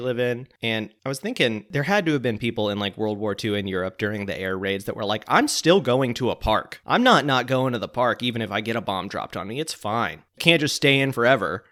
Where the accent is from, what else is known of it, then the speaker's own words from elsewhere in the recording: Pensacola, Florida, United States; When I was a kid, I used to hang out at this restaurant called Sluggo's in Pensacola, Florida